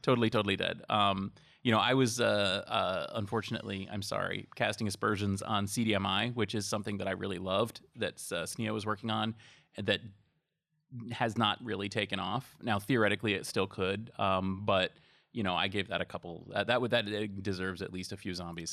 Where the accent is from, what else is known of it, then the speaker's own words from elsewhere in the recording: Massachusetts, United States; I'm from Massachusetts